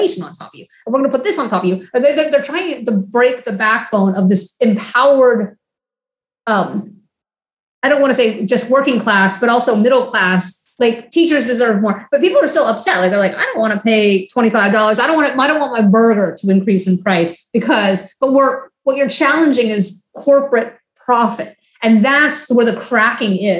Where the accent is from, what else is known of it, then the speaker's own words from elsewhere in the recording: Florida, United States; now in Washington, D.C., United States; I'm from Florida